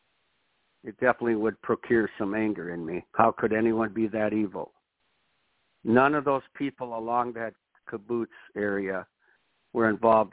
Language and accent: English; Watertown, Wisconsin, United States; conservative little Watertown